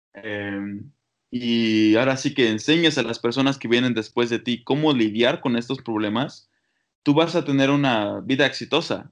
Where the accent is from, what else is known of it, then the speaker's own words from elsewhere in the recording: Oaxaca, Mexico; moved away; also born or lived in Toronto, Canada; Soy literalmente de Oaxaca, nací en el Hospital Molina